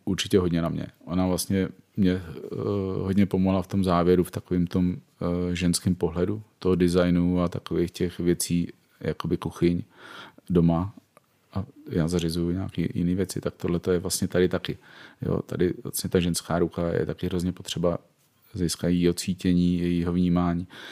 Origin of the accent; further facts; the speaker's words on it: Prague, Czechia; jsem z Prahy, ženatý, dvě děti a je mi přes pade